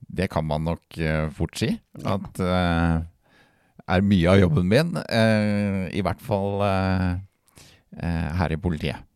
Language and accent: Norwegian; Halden, Østfold, Norway; jeg kommer jo fra uh, verdensmetropolen Halden